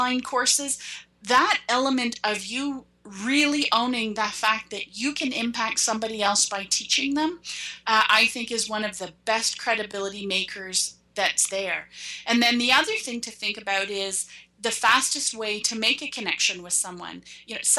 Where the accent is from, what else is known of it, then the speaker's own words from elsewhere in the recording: Canada; I'm Canadian